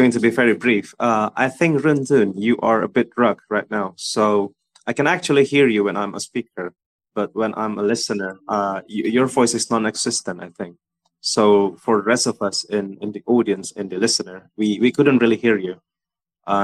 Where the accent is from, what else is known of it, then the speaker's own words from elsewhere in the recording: Indonesia; I'm from Indonesia